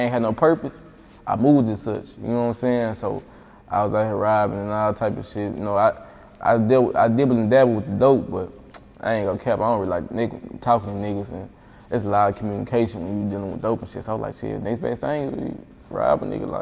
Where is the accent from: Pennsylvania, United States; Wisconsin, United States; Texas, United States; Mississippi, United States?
Mississippi, United States; Jackson; moved away; Jackson, my hometown